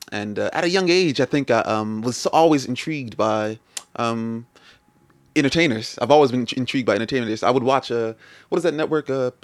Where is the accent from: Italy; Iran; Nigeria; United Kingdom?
Nigeria; I'm Nigerian, so like it's in our culture.